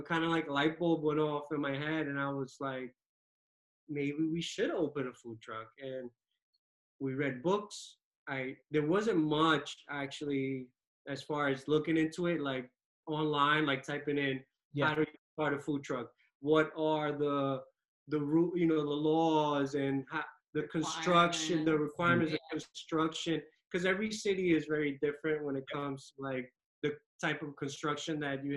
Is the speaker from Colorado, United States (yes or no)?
no; New York City, New York, United States; also born or lived in Dominican Republic (ancestry); I pretty much grew up in New York, you know, watched Uptown Manhattan, watched the Heights